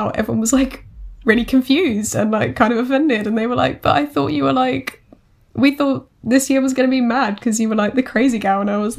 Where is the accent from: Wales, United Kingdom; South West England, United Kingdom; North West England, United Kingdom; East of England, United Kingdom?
East of England, United Kingdom; Essex; I'm from Essex. So it's a bit confusing to explain where we're from. Some people count us as London and some people count us as Essex.